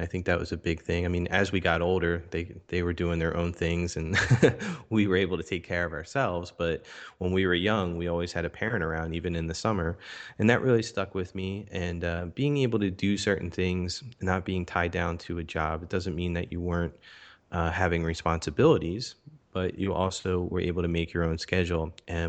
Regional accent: Philadelphia, Pennsylvania, United States; I grew up in Philadelphia, Pennsylvania, here in the United States. Was born in Philadelphia, raised just outside of Philadelphia.

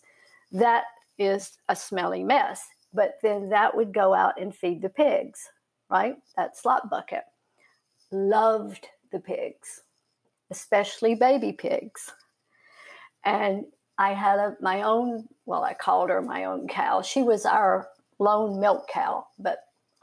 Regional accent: Salisbury, North Carolina, United States; moved away; I'm Salisbury, Rowan County.

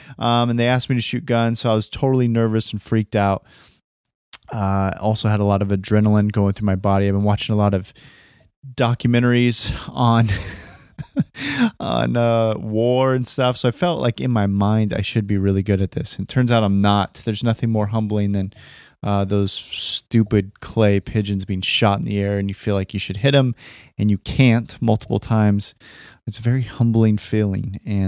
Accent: California, United States; I come from Northern California, Bay Area-ish, near the Bay Area, the Northern Valley, and near a town called Stockton

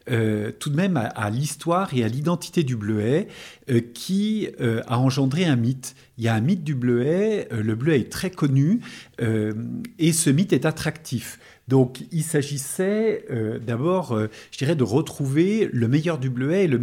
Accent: Lyon, Auvergne-Rhône-Alpes, France; nous ne sommes pas du métier, nous venons de Lyon, et par contre nous connaissions bien la région

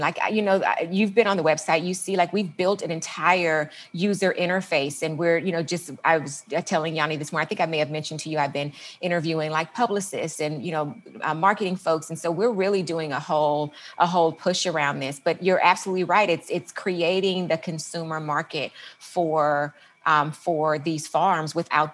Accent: Los Angeles, California, United States; moved away as an adult; also born or lived in San Diego / Washington; I'm from the Los Angeles area, went to school in San Diego

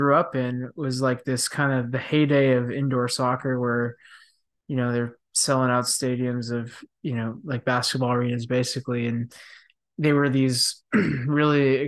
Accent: Dallas, Texas, United States; I grew up in Texas, which is Dallas, Texas

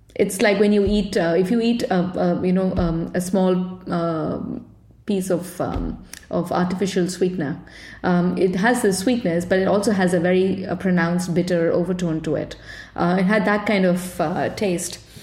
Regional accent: India; now in Copenhagen, Denmark; I grew up in India

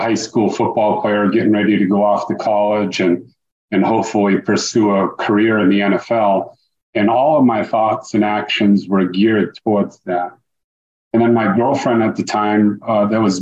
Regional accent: Dartmouth, Massachusetts, United States; moved away as an adult; now in Tampa, United States; I was born and raised in Dartmouth, Massachusetts, and spent the first 26 years of my life up there

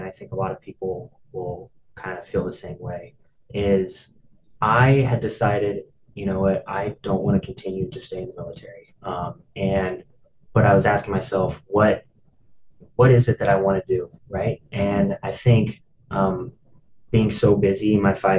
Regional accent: Dallas, Texas, United States; moved away as an adult; also born or lived in San Diego, California; born and raised in Dallas, Texas.

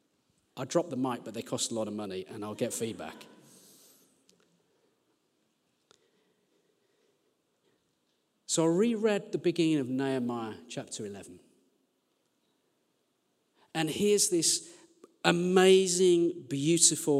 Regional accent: Birmingham, West Midlands, United Kingdom; now in Sheffield, United Kingdom; I'm from Birmingham.

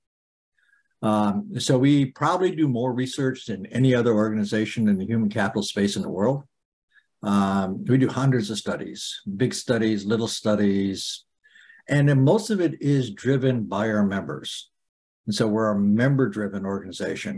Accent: Turners Falls, Massachusetts, United States; I grew up in Turner's Falls

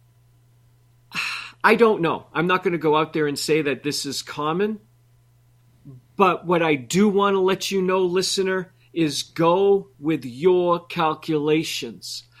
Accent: New England, United States; I grew up in New England

